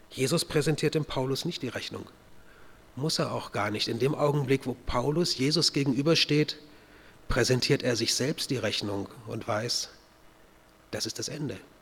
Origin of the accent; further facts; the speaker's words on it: North German Plain, Germany; moved away as an adult; also born or lived in Kochertal, Baden-Württemberg; Dort in der norddeutschen Tiefebene, wo ich aufgewachsen bin